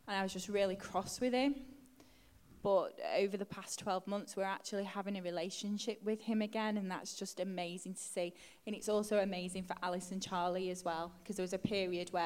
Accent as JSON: {"language": "English", "town": "Stretford", "region": "North West England", "country": "United Kingdom", "tie": "born or raised there", "said": "I grew up in Stretford, which is right near Manchester United's ground"}